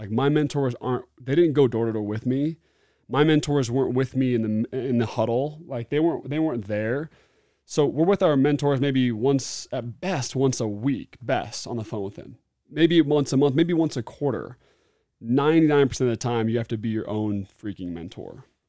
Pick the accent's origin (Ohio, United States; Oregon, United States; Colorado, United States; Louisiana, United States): Oregon, United States; Beaverton; now in Utah, United States; I grew up in Beaverton, Oregon, loved it